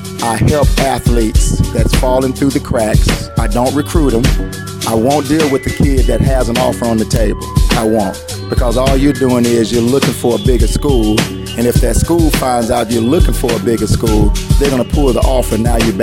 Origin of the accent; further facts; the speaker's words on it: Tuscaloosa, Alabama, United States; moved away; also born or lived in Chicago; I'm from Tuscaloosa, Alabama. Played in Northside High School